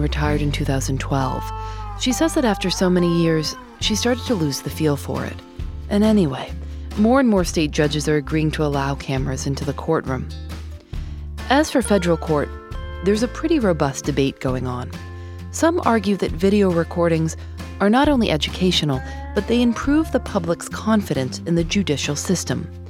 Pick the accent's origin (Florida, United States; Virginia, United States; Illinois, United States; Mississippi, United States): Illinois, United States; Chicago; I grew up in Chicago